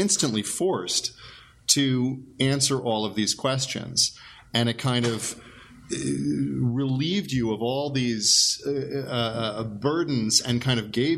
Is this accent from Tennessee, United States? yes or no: no; Great Neck, New York, United States; I grew up in Great Neck, Long Island